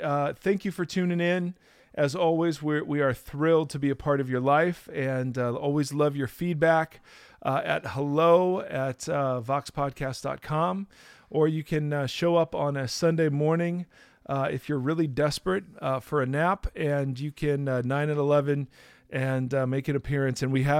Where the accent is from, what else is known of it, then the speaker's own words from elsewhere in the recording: Ohio, United States; I grew up in Ohio.